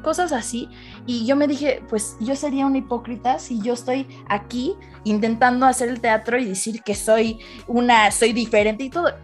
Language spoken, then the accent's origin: Spanish; California, United States; born or raised there; Spanish is a second language; also born or lived in Paris, France